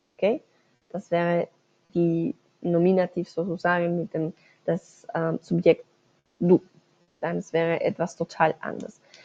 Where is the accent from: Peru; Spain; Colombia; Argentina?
Colombia; moved away as an adult; now in Germany; soy de Colombia. Ahora estoy en, eh, Alemania, en casa.